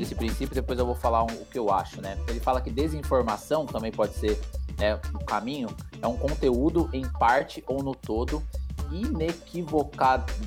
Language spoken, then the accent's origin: Portuguese; Mogi das Cruzes, São Paulo, Brazil; eu sou aqui de Mogi das Cruzes, próximo de vocês, né? Aqui da região do, do Alto Tietê.